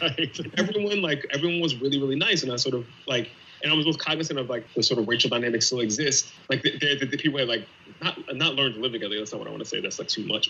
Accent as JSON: {"language": "English", "region": "Pennsylvania", "country": "United States", "said": "I'm from Pennsylvania"}